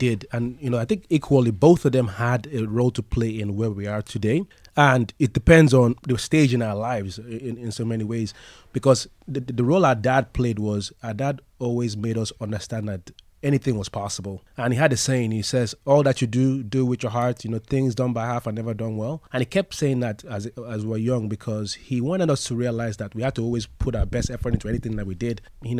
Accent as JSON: {"language": "English", "region": "Lagos", "country": "Nigeria", "said": "Yes, we're from Lagos, Nigeria."}